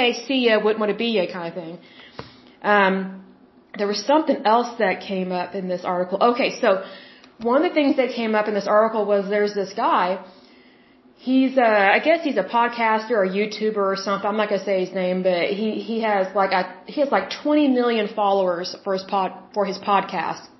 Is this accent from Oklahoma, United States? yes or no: yes; Oklahoma, United States; moved away; also born or lived in Puerto Rico; I'm from Oklahoma, as you very well know, my lovely listeners. Here's the thing. Oklahomans, you know, I'm in Oklahoma City.